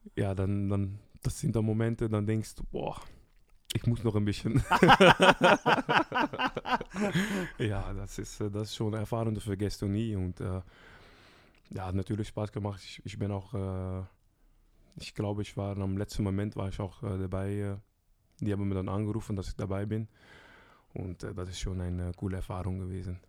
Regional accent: Rotterdam, South Holland, Netherlands; German is a second language; moved away as an adult; also born or lived in Brest, France; now in Germany; zwei Stunden von meiner Heimat, Rotterdam

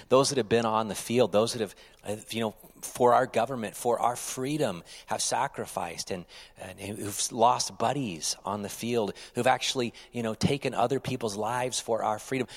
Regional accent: United States; as an American citizen

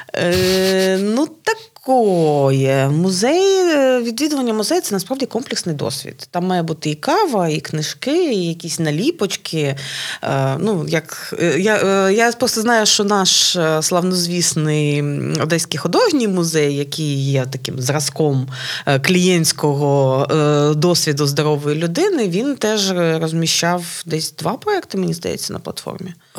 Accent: Odesa, Odesa Oblast, Ukraine; як одеситка

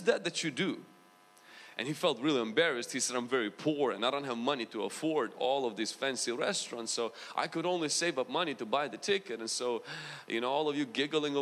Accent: Ukraine; accent: Ukrainian mixed with American; moved away; also born or lived in United States; Do I have a big accent? Okay, I do. I have like Ukrainian mixed with American.

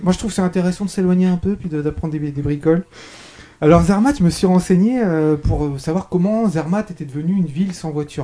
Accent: France; je suis français

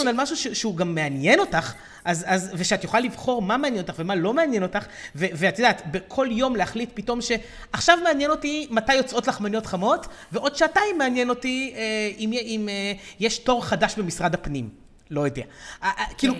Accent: Israel; לנו כישראלים

